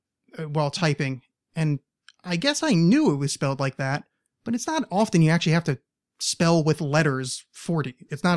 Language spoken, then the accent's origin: English; United States; accent: standard American with a little East Coast; pretty much this is what you would consider standard colloquial spoken English, American English